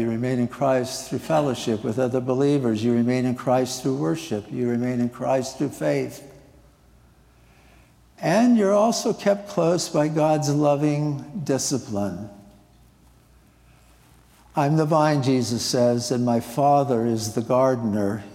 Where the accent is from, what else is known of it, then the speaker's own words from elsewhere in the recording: Nebraska, United States; moved away; I grew up in Nebraska, living near the Platte River